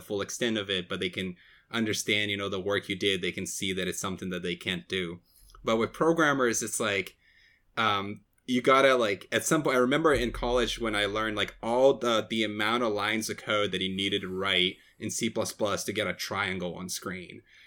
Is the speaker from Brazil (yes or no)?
yes; Brazil; moved away as an adult; now in United States; I was born and raised in Brazil